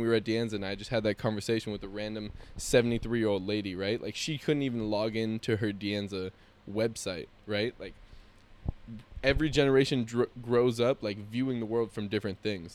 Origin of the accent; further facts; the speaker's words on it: San Jose, California, United States; our childhood growing up in Willow Glen, California